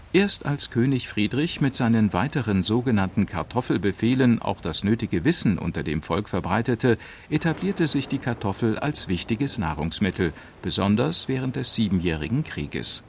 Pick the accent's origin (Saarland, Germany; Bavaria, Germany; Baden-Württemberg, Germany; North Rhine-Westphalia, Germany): Saarland, Germany; bei uns im Saarland